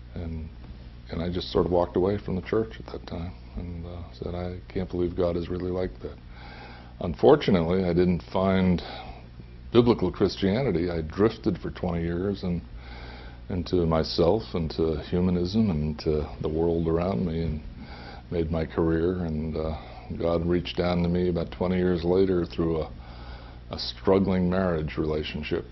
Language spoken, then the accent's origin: English; Holyoke, Massachusetts, United States; moved away; I grew up in the Roman Catholic Church in uh, Holyoke, Massachusetts.